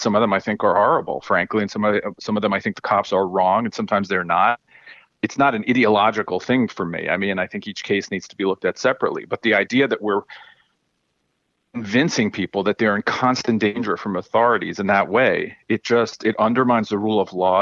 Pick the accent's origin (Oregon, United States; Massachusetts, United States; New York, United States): New York, United States; growing up in New York